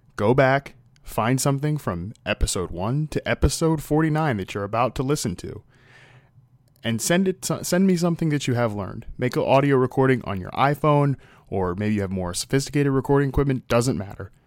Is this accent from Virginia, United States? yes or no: yes; Virginia, United States; moved away as an adult; now in Los Angeles, United States; I came from the East Coast and, you know, living in Virginia my entire life to take this job with N F L Network in Los Angeles